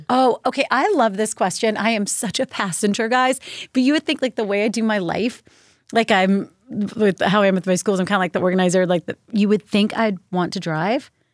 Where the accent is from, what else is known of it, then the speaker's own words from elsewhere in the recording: Virginia, United States; I grew up in Virginia